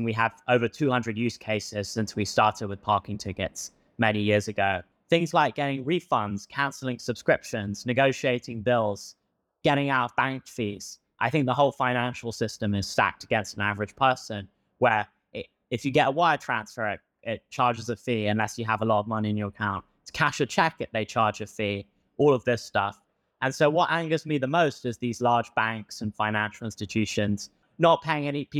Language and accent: English; England, United Kingdom; accent: British; moved away as an adult; also born or lived in Stanford, United States; now in United States; I have a British accent. I moved from England to study at Stanford